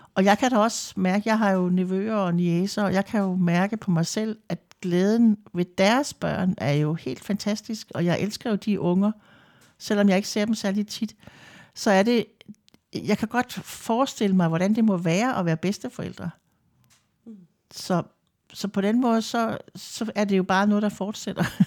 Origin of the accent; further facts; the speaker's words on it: Lolland, Zealand, Denmark; now in Vordingborg, Denmark; Jeg kommer fra Lolland. Bor mm. i Vordingborg. Har gjort det i rigtig mange år.